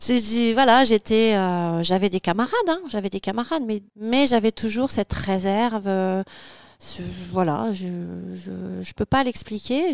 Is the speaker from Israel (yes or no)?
no; Les Mureaux, Île-de-France, France; also born or lived in Magny-en-Vexin; je suis née à Magny-en-Vexin et j'ai grandi au Mureau dans les Yvelines